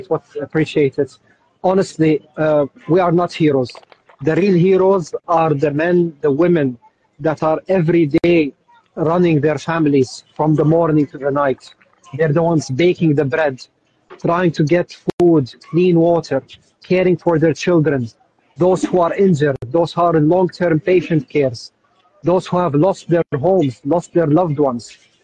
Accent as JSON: {"language": "English", "region": "Jerusalem", "country": "Palestine", "lives_now": "Gaza, Palestine", "said": "I came to Gaza around 2 years ago. I'm originally from Jerusalem. My wife is originally from Gaza."}